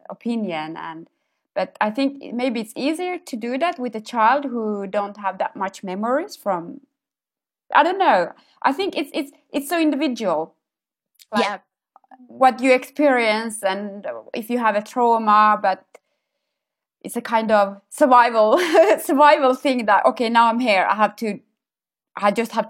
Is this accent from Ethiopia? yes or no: yes; Ethiopia; first language Amharic; English is a second language; I didn't want to be connected to my origin anymore. I think it was a kind of uh, survival cope. So I just to- told them that I can't speak Amharic anymore, which I could